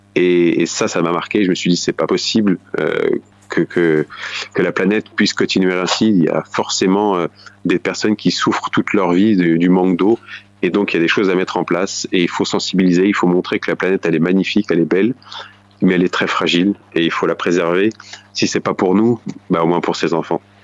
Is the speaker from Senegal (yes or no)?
no; Bourges, Centre-Val de Loire, France; dans la ville où j'ai grandi, à Bourges, en région Centre-Val de Loire